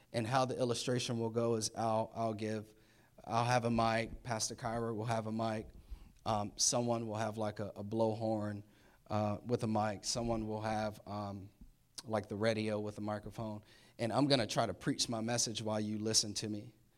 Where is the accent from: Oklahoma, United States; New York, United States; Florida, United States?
Florida, United States; Orlando; moved away as an adult; now in Maryland, United States; I was born in Orlando. I've been in Florida, um, for twenty-nine years. And so needless to say, I'm a Florida boy.